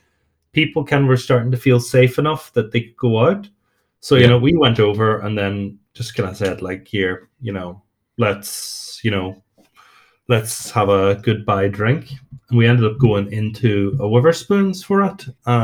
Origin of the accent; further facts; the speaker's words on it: Northern Ireland, United Kingdom; I'm from Northern Ireland